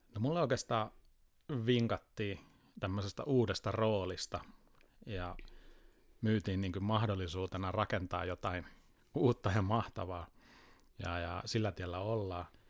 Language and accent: Finnish; Tampere, Pirkanmaa, Finland; now in Helsinki, Finland; alkujaan tulen Tampereelta ja nyt tämä reilut kymmenen vuotta vaikuttanut sitten Helsingissä